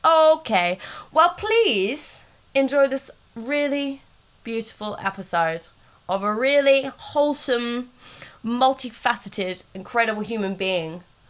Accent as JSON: {"language": "English", "town": "Reading", "region": "South East England", "country": "United Kingdom", "tie": "born or raised there", "said": "Reading is my hometown. Oh, is it? Yeah, I grew up there."}